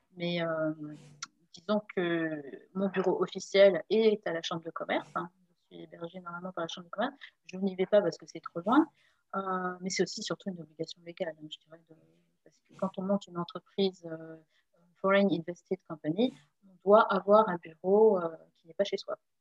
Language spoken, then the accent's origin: French; Saint-Germain-en-Laye, Île-de-France, France; moved away as an adult; also born or lived in Le Pecq / Carrières-sur-Seine / Rueil-Malmaison; now in Seoul, South Korea; je viens de région parisienne. je suis née à Saint-Germain-en-Laye